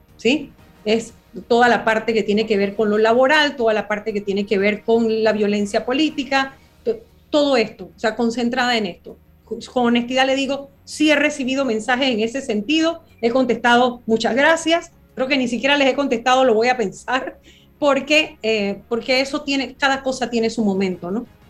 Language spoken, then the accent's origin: Spanish; Panama; mi país